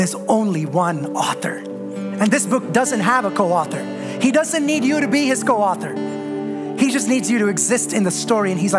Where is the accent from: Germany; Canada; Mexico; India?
India; moved away; I was born and raised in India